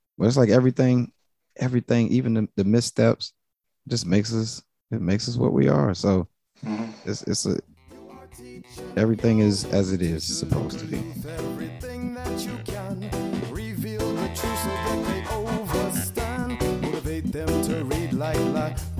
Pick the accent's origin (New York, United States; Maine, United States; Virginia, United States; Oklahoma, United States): Virginia, United States; Charlottesville; also born or lived in Richmond, Virginia; growing up in Charlottesville, a lot of people knew my mother and father